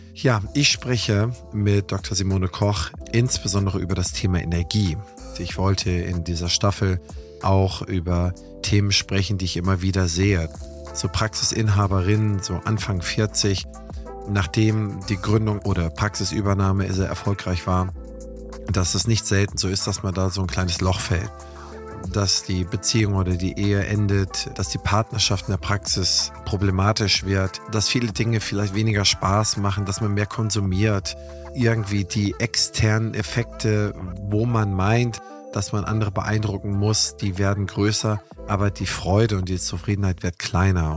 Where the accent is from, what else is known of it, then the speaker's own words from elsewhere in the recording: near Eckernförde, Schleswig-Holstein, Germany; ich bin ja auch Holsteiner, das heißt, ich komme hier aus der Nähe von Eckernförde